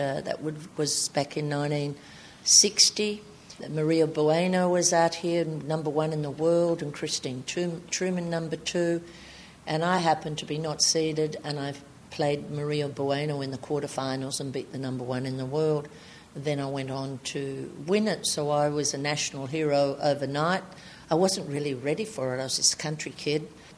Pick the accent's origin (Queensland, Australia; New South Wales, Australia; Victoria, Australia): New South Wales, Australia; Albury; I was from Albury, New South Wales.